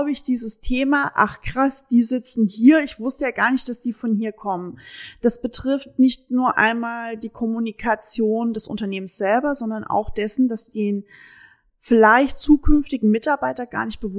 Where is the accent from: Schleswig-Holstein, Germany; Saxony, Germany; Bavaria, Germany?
Saxony, Germany; also born or lived in Hesse; now in Münsterland, Germany; Also ich bin Sachse